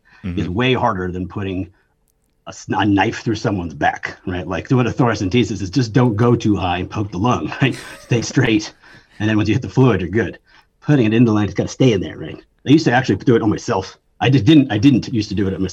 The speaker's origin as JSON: {"language": "English", "region": "Connecticut", "country": "United States", "said": "I was trying to get into UConn because I was from Connecticut"}